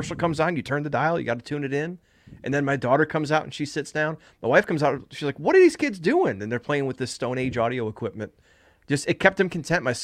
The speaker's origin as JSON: {"language": "English", "town": "Chicago", "region": "Illinois", "country": "United States", "tie": "born or raised there", "said": "in Chicago."}